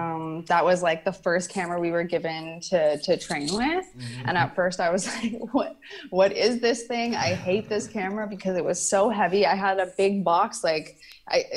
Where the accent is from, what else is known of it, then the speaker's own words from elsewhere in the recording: Canada; I was born and raised in Canada